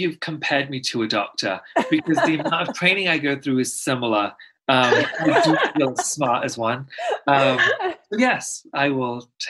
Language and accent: English; Pakistan; I'm Muslim and I'm Pakistani. And if, not to sound condescending, a lot of people don't know where it is. So I'm just going to tell you, it neighbors India.